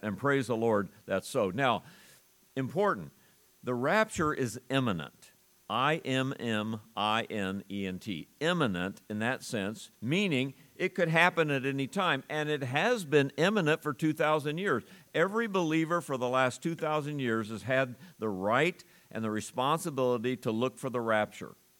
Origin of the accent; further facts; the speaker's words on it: United States; I'm an American